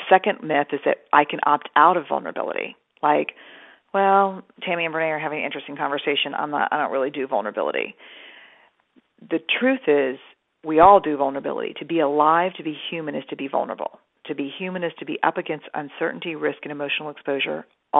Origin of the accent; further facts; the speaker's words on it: Texas, United States; I'm Texan. I was raised in a very kind of, you know, tough, suck it up, soldier on.